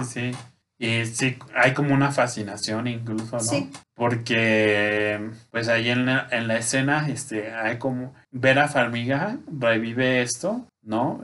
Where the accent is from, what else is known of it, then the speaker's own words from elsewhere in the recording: Mexico; Como de, buen mexicano